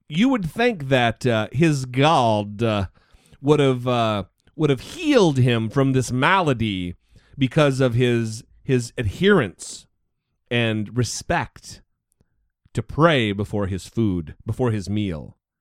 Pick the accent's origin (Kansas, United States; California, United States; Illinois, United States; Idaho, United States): Idaho, United States; my home state of Idaho